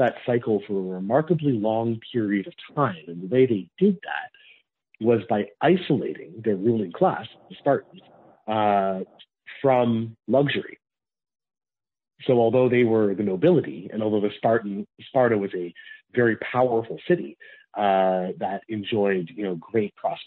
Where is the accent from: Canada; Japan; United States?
Canada; I am Canadian